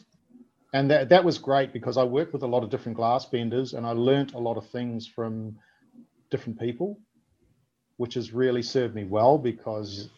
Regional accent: New Zealand; also born or lived in Melbourne, Australia; now in Australia; I grew up in New Zealand, and, you know, it was a small city.

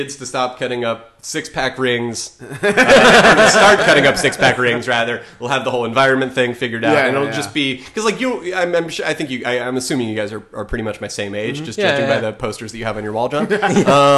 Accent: Phoenix, Arizona, United States; I grew up in Phoenix, Arizona

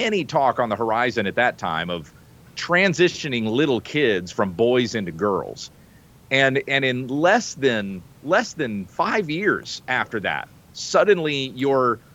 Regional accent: the South, United States; also born or lived in the Midwest; growing up in the South and even in the Midwest

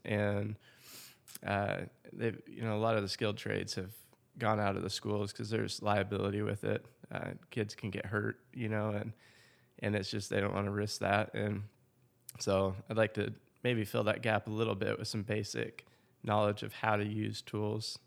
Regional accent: Seattle, Washington, United States; moved away as an adult; also born or lived in Santa Barbara, California / Orlando, Florida / Wichita, Kansas / Oklahoma City, Oklahoma; now in Choctaw, United States; I grew up in Seattle, Washington area, just a little bit south of there.

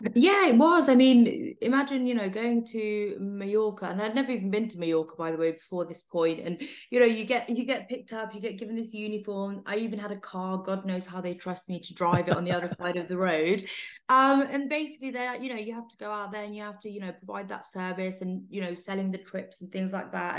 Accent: Coventry, West Midlands, United Kingdom; moved away as an adult; also born or lived in London; I grew up in Coventry and I went to Warwick University

